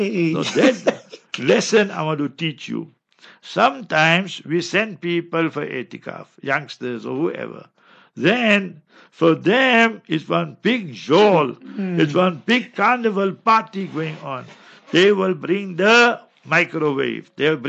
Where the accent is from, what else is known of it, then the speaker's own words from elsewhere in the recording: Karachi, Sindh, Pakistan; English is a second language; I came for a holiday from Karachi and I had to go back.